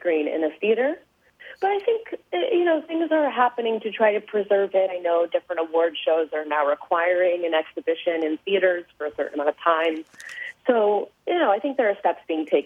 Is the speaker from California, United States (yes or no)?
no; outside of Chicago, Illinois, United States; I grew up outside of Chicago.